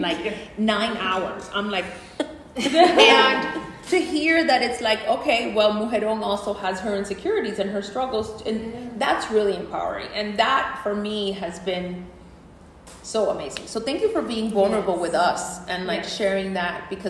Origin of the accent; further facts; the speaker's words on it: New Jersey, United States; I am not from New York. I came from New Jersey